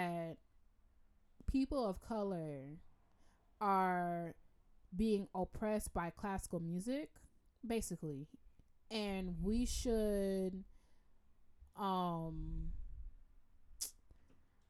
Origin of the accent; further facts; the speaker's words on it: Jamaica; I'm Jamaican. Bless up my people